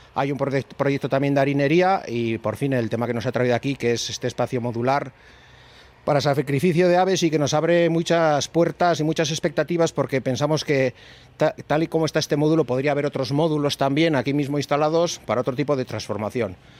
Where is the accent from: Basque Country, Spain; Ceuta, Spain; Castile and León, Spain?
Basque Country, Spain; Zaldón; Estaba en Zaldón, en mi pueblo